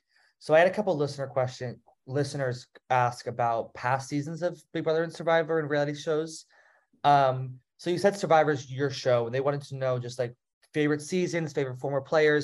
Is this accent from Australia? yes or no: no; New Jersey, United States; now in South Carolina, United States; I'm from Jersey, so I'm like right in between New York and Philly. I live in South Carolina now, but that's where I grew up.